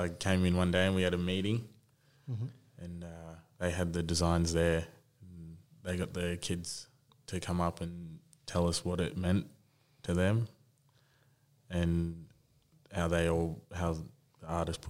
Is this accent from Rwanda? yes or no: no; Brisbane, Queensland, Australia; now in Canberra, Australia; Well, I started footy in Brisbane there for the Centenary Panthers. And I started when I was 5 years old.